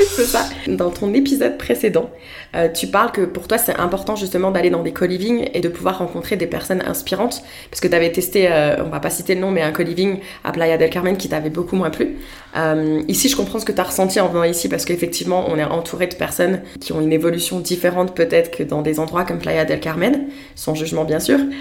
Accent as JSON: {"language": "French", "country": "France", "moved": "yes", "said": "je viens de la France"}